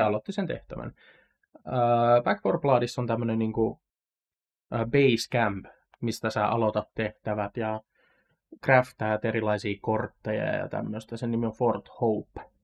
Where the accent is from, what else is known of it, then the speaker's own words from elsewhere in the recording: Satakunta, Finland; satakuntalaisen nörtin